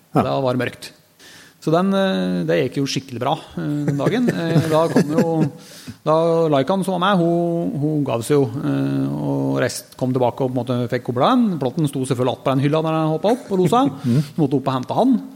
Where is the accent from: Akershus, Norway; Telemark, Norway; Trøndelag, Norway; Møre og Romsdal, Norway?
Telemark, Norway; hjemme i Telemark